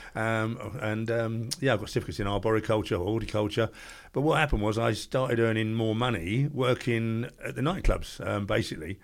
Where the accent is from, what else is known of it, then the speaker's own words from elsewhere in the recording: Ramsgate, South East England, United Kingdom; I live in Ramsgate, born and bred in Ramsgate